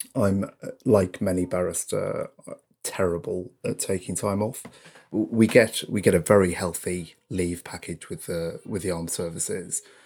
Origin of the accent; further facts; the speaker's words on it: North East England, United Kingdom; I, I come from the North East of England, um, from a fairly humble background, from a, a council estate, in fact